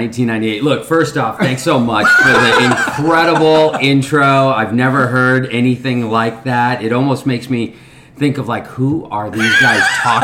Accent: Los Angeles, California, United States; also born or lived in Bombay, India / England; I was an inner city kid growing up in the heart of LA in a rough neighborhood

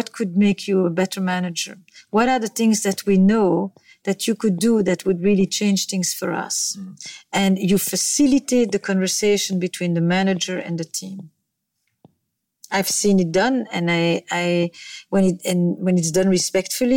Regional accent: Belgium; moved away; I come from Belgium

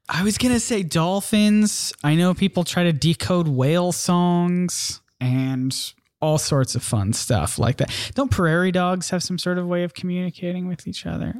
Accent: South Carolina, United States; South Carolina

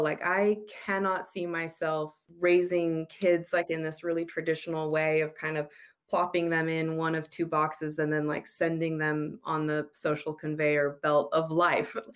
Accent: United States; moved away as an adult; also born or lived in Utah; now in Australia; I'm American.

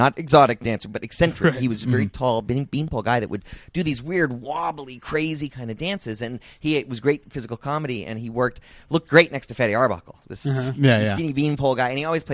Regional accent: Palm Springs, California, United States; Born in California. Born in Palm Springs

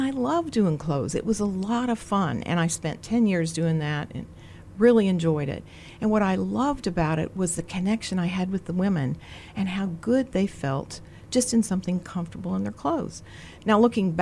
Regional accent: Greencastle, Indiana, United States; now in Virginia, United States; I grew up in Greencastle, Indiana

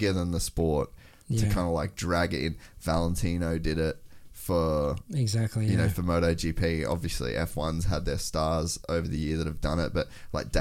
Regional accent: Australia; as an Australian

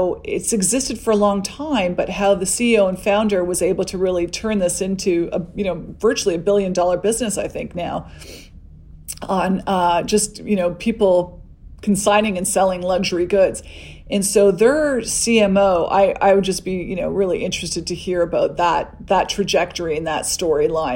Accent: Canada; being Canadian

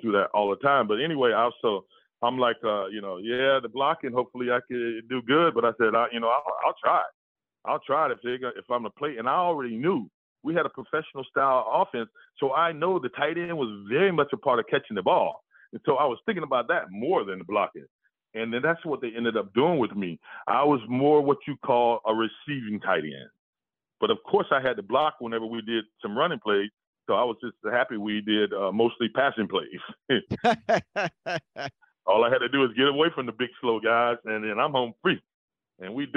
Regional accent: Jacksonville, Florida, United States; I'm from Jacksonville.

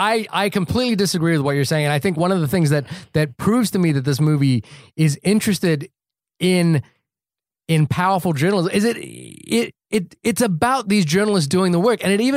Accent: New Zealand; I'm from New Zealand, and the town that I went to school in was on that list.

